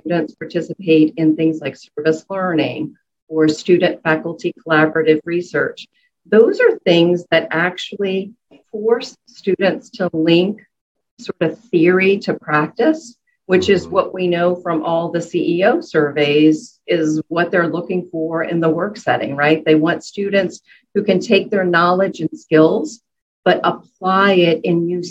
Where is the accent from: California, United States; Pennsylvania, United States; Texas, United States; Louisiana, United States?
Louisiana, United States; New Orleans; moved away; I was born and raised in New Orleans